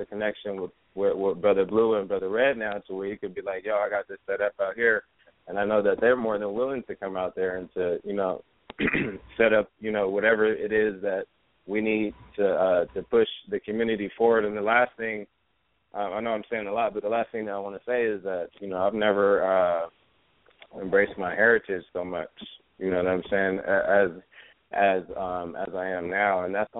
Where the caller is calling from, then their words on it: California, United States; I feel like me personally, I'm listening from California, like, but not even Los Angeles. I'm like an hour away from Los Angeles. You know what I mean? So this is what you call the Inland Empire.